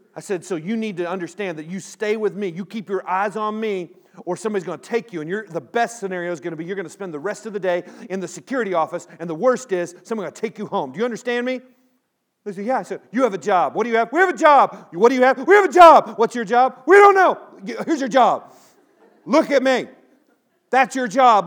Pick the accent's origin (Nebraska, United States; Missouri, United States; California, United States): California, United States; Pico Rivera; moved away; I grew up in Southern California. I was born in Los Angeles, Pico Rivera